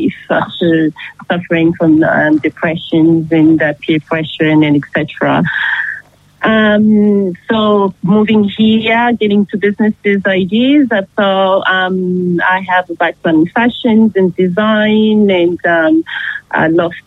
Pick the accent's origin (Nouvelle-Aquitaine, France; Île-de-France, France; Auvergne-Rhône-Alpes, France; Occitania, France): Île-de-France, France; Paris; moved away as an adult; also born or lived in Democratic Republic of Congo / Canada; now in Geelong, Australia; I grew up in Paris